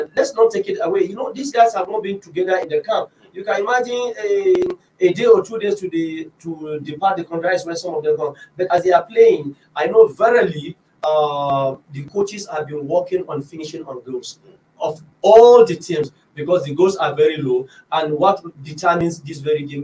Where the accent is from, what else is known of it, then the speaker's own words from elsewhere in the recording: Nigeria; as a Nigerian coach and as an assistant secretary of coaches in Nigeria